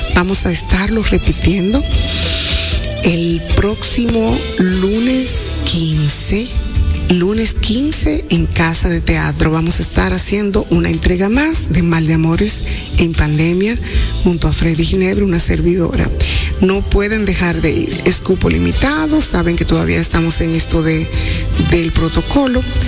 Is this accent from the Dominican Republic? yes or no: yes; Dominican Republic; como mujeres dominicanas que somos